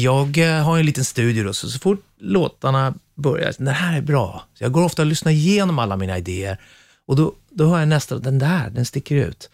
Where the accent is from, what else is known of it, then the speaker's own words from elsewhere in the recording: Sweden; moved away as an adult; now in England; vi är ju svenskar